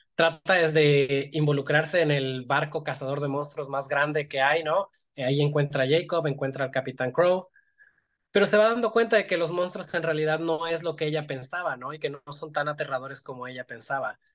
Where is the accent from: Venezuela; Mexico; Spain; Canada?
Mexico; Iguala, Guerrero; yo soy de una ciudad muy chiquita, o sea, soy de aquí de Iguala